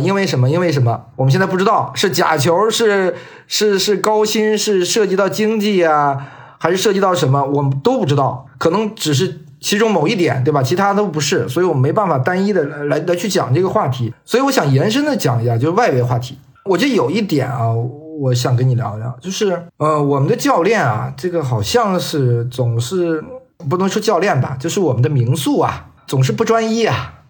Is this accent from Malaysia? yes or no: no; China; 我们中国人嘛，反正就是贪生怕死爱发财嘛